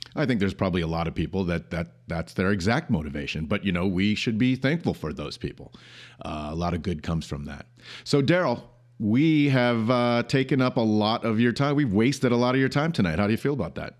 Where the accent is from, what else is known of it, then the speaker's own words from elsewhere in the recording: Grand Rapids, Michigan, United States; where we grew up in Grand Rapids